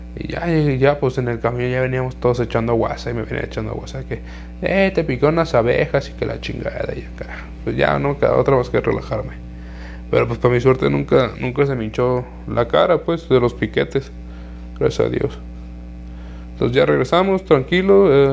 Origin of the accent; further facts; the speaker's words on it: Jalisco, Mexico; de aquí de mi ciudad, de aquí de donde yo soy, de aquí de Jalisco